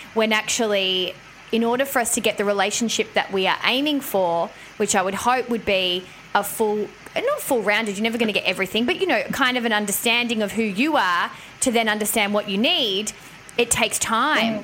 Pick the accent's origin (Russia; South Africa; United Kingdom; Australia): Australia; Melbourne, Victoria; moved away; I went to went to Melbourne town, which is my hometown